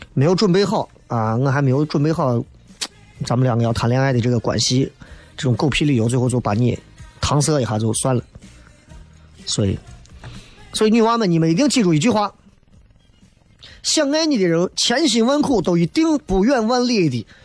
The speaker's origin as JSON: {"language": "Chinese", "town": "Xi'an", "region": "Shaanxi", "country": "China", "said": "我西安人都得关注西安的球队"}